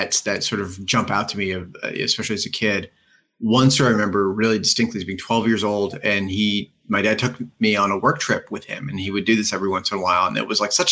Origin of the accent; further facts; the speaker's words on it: Pennsylvania, United States; we grew up in Pennsylvania